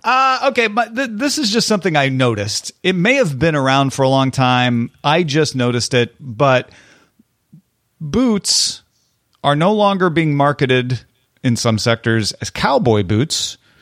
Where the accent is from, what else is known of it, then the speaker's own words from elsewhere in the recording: Illinois, United States; I'm from Illinois.